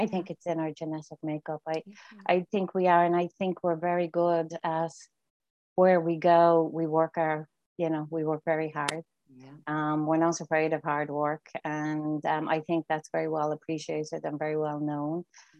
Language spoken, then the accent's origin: English; Dublin, Leinster, Ireland; moved away as an adult; now in Toronto, Canada; I'm a very proud Northside Finglas. I grew up in Finglas. Mam is still there. Very proud of where I'm from.